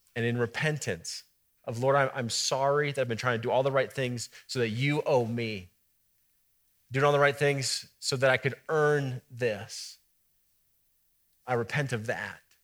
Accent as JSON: {"language": "English", "town": "Boulder", "region": "Colorado", "country": "United States", "tie": "born or raised there", "said": "I grew up in Boulder"}